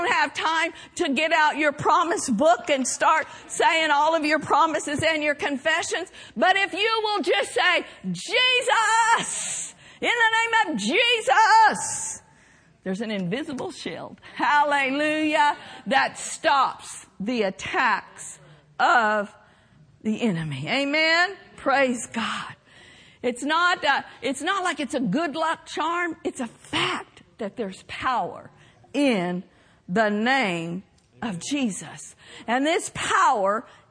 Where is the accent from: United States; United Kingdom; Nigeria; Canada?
United States; Oklahoma; growing up in Oklahoma